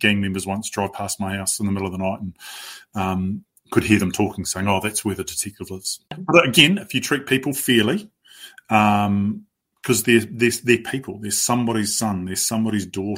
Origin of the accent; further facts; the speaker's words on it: Waikanae, Wellington, New Zealand; I grew up in Waikanae, pretty naive, sheltered background.